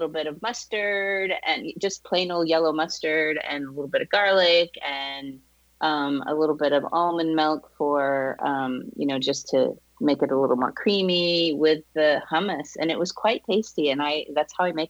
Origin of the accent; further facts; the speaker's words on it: Boston, Massachusetts, United States; moved away as an adult; now in Southern California, United States; I'm from Boston originally